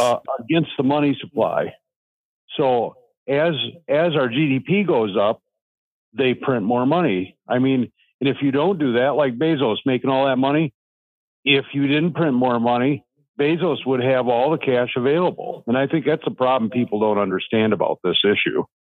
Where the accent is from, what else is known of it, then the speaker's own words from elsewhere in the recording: Fresno, California, United States; now in Minnesota, United States; I'm up here in Minnesota. I'm originally from Fresno, California.